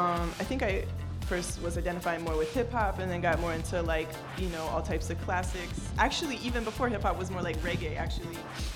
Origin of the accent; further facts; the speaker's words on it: Durham, North Carolina, United States; moved away as an adult; now in New York, United States; I'm from North Carolina, Durham specifically.